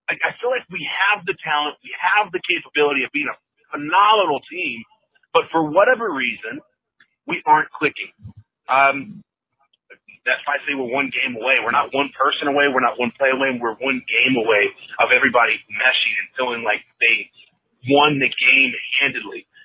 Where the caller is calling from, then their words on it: Roanoke, Virginia, United States; from Virginia. calling on my way